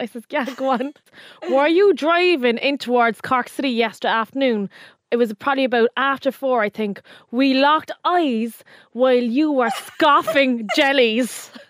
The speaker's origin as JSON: {"language": "English", "region": "London", "country": "United Kingdom", "tie": "born there", "said": "About me, I'm a Londoner by birth"}